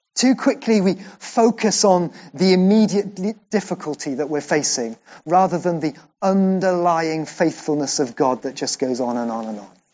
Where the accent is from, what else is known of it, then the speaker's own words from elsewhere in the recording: Welsh, Wales, United Kingdom; I'm Welsh.